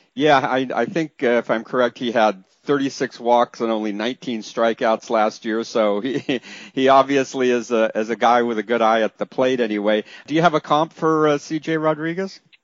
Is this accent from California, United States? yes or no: yes; Northern California, United States; I grew up in Northern California too